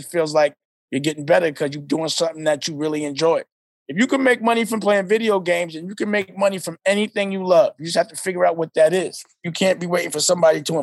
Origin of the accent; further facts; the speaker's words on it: New York City, New York, United States; I'm from New York, but you know, I claim Harlem like it's its own city within the city